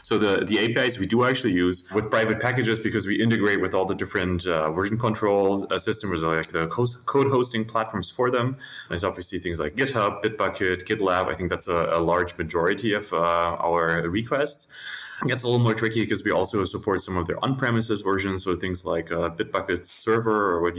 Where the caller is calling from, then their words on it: Berlin, Germany; I'm calling in from my apartment in Berlin in Germany.